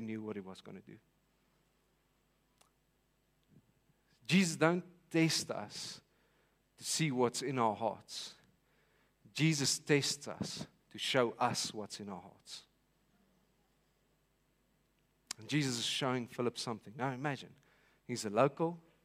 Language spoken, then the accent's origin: English; Vanderbijlpark, Gauteng, South Africa; I'm from Vanderbijl Park.